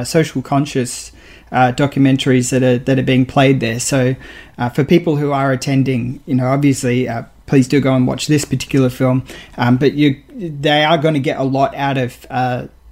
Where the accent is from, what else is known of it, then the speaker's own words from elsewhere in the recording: Australia; I'm proud as an Australian